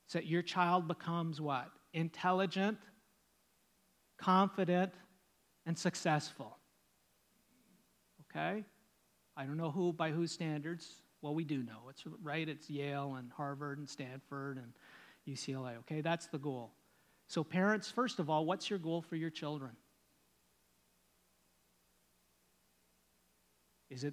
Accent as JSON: {"language": "English", "country": "Canada", "said": "I'm Canadian"}